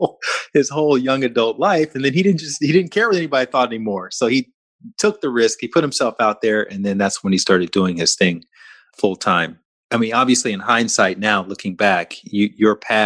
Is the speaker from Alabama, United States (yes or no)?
yes; Alabama, United States; I'm from Alabama, down the street from where you grew up